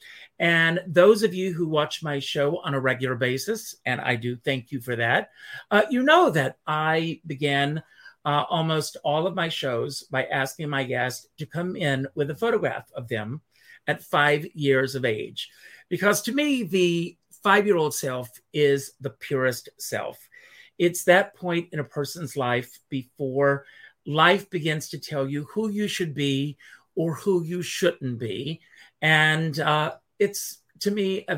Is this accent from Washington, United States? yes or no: no; Conway, South Carolina, United States; my hometown of Conway, South Carolina.